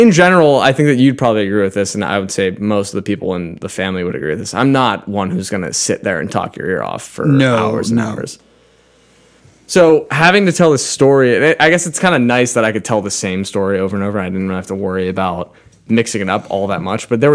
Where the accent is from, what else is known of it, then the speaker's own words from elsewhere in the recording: Pittsburgh, Pennsylvania, United States; moved away as an adult; also born or lived in Lancaster, Pennsylvania; now in Bend, United States; So I started in Pittsburgh.